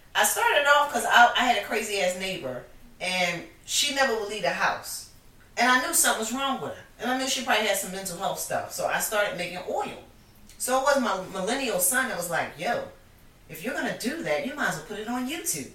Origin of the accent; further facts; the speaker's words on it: Philadelphia, Pennsylvania, United States; also born or lived in Harlem, New York; I'm from Philly. Philly. I was born in New York, born in Harlem, New York.